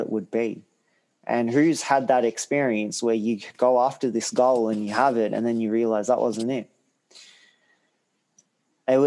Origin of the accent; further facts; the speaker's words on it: Australia; also born or lived in Hungary / Sri Lanka; I was brought up in Australia, I always try to understand the roots of where I came from